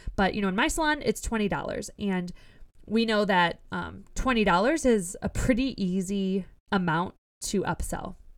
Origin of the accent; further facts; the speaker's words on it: Ohio, United States; we're both from Ohio, so we're used to potholes in our roads